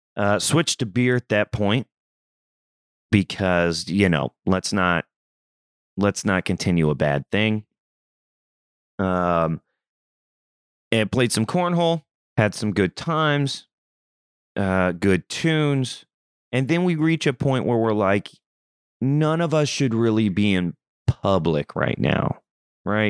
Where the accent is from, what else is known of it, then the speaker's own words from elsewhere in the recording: Southeast Missouri, United States; moved away; I'm from Southeast Missouri. I'm from the country.